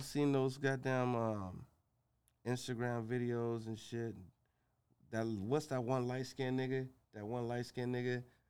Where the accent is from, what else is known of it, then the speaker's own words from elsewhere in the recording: Arizona, United States; I'm from Arizona, so we slow out here.